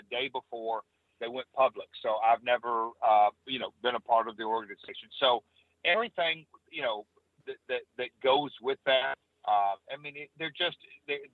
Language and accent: English; Nashville, Tennessee, United States; I'm from Nashville